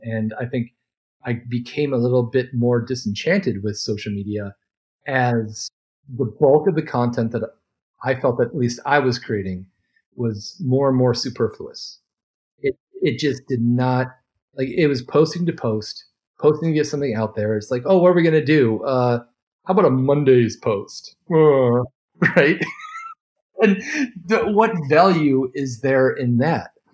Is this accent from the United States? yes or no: yes; Detroit, Michigan, United States; I'm from Detroit